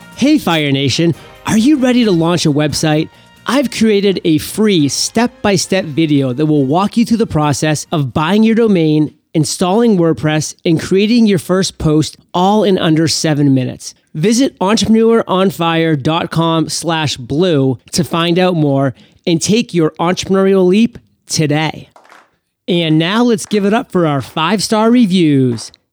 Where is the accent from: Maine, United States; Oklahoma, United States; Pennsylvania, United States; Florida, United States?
Maine, United States; my home state of Maine